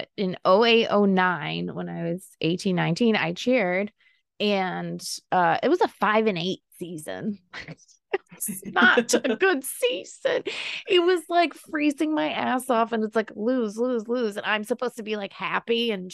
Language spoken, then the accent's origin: English; Buffalo, New York, United States; we are from Buffalo